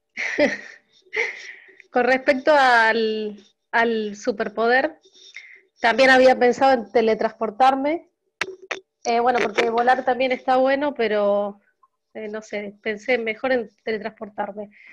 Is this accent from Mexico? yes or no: no; Rosario, Santa Fe, Argentina; de Rosario, Santa Fe, Argentina